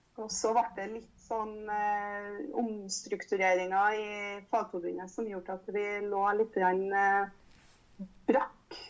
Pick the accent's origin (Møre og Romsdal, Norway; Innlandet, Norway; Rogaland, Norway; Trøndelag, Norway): Trøndelag, Norway; Trondheim; jeg kommer jo fra Trondheim